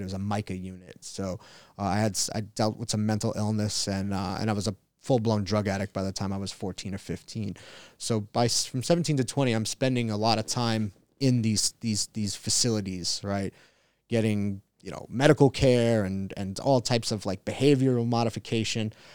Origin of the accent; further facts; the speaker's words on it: Long Island, New York, United States; now in San Diego, United States; I grew up in Long Island